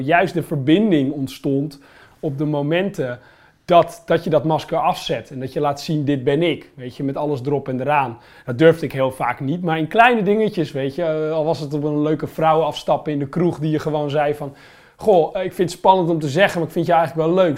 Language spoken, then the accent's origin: Dutch; Holland, Netherlands; also born or lived in Limburg; ik woonde in Limburg op dat moment, weet je, als Hollander